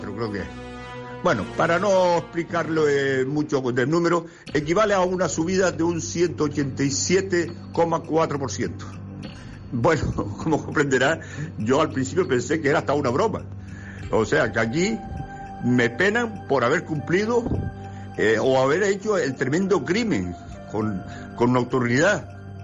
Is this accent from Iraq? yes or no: no; Spain; como buen español